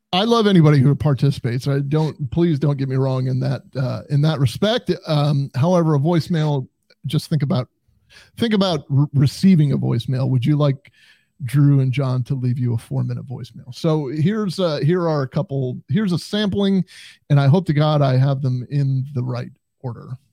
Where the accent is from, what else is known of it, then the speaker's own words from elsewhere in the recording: United States; growing up on the Canadian border as I did